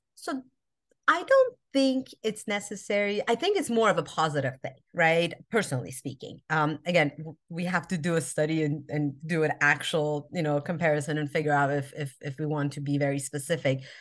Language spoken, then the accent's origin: English; Albuquerque, New Mexico, United States; also born or lived in Iran; now in Southern California, United States; I was born in Iran. I grew up in America. Albuquerque, New Mexico, actually, is where I grew up